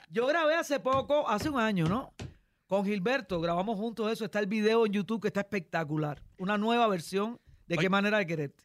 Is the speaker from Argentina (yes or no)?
no; Cuba; moved away; also born or lived in Miami